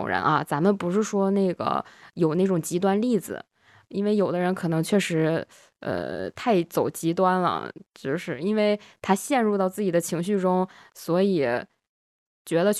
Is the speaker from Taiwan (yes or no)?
no; Northeast China, China; accent: Northeastern; 如果觉得我东北口音这期突然变重的听友们，可以在这个时间节点的评论区扣一个一啊